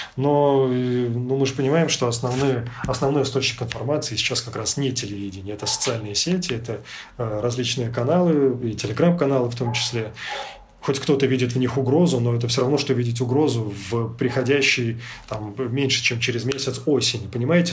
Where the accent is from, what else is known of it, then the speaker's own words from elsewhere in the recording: Belarus; moved away as an adult; also born or lived in Ukraine / Prague, Czech Republic; now in Europe; какие мы, белорусы, в 2020 году